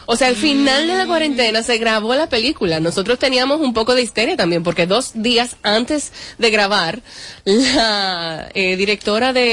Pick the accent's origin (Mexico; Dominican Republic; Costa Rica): Dominican Republic; yo soy dominicana, empecemos por ahí, porque a cada rato me dicen, tú eres venezolana, tú eres colombiana